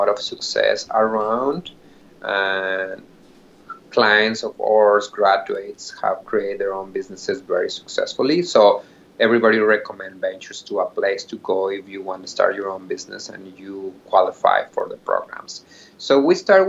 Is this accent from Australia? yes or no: no; Mexico; English is a second language; moved away as an adult; now in Seattle, United States; I'm an immigrant from Mexico, mm-hmm, and I moved to United States 13 years ago